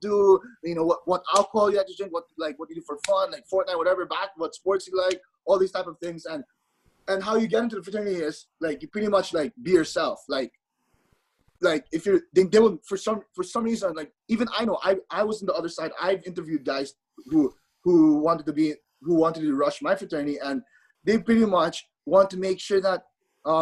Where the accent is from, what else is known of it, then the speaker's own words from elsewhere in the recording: Philippines; now in Arizona, United States; the fact I'm not from Arizona, the fact I'm from the Philippines, I was culture shocked when I moved to Arizona.